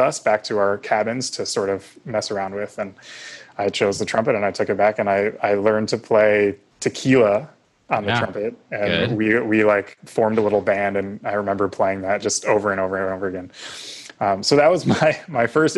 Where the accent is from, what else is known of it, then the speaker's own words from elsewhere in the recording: Evanston, Illinois, United States; I grew up outside of Chicago, actually in the town of Evanston, which is where Northwestern is, where we went to school.